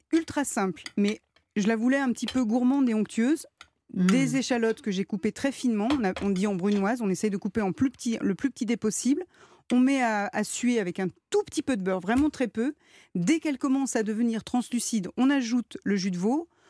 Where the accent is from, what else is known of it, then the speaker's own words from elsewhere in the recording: Lyon, Auvergne-Rhône-Alpes, France; je viens de Lyon